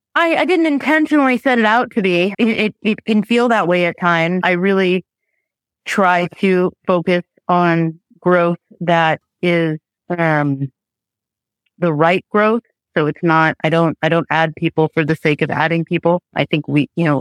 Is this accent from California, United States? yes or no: yes; Los Angeles, California, United States; moved away as an adult; now in Marin County, United States; Born and raised in Tarzana, Woodland Hills, Encino area